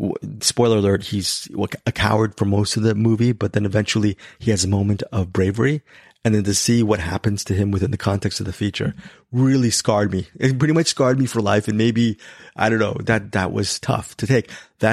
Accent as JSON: {"language": "English", "country": "Philippines", "said": "So, I am very ashamed because I am Filipino."}